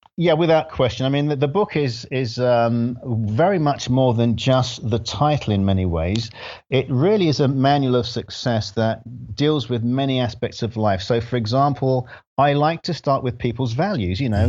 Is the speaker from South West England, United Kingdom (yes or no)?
no; London, United Kingdom; moved away as an adult; also born or lived in Grenada; now in United States; We lived in London, and I grew up in London